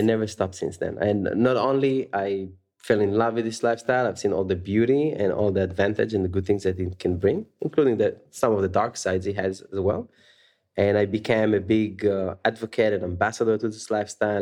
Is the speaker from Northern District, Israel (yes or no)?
no; Tel Aviv, Tel Aviv District, Israel; moved away as an adult; also born or lived in San Francisco; born and raised in Tel Aviv, Israel, where I spent half my life